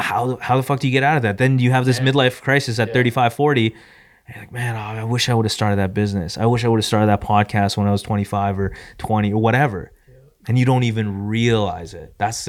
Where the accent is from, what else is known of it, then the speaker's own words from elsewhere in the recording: San Diego, California, United States; I'm going to go back to my hometown of San Diego.